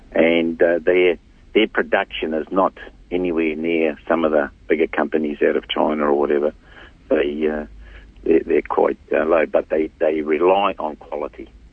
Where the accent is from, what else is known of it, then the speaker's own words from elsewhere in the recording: Hokianga, Northland, New Zealand; I'm from the Hokianga, I'm born in the Hokianga